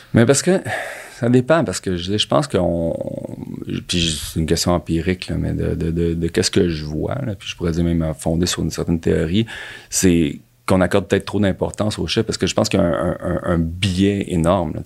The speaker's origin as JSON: {"language": "French", "town": "Montreal", "region": "Quebec", "country": "Canada", "also_born_or_lived": "Toronto", "said": "je viens, je viens de Montréal."}